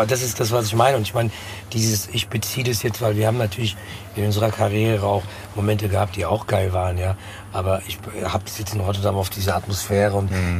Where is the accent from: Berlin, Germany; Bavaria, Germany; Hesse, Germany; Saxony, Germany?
Hesse, Germany; Frankfurt am Main; born or raised there